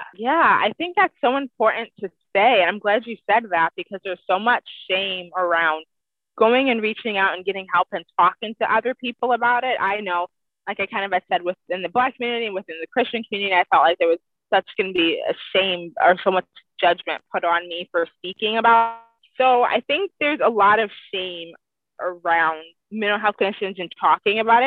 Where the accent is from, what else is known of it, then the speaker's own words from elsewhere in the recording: Cleveland, Ohio, United States; now in Washington, United States; I currently live in Washington, but I grew up in Cleveland, Ohio.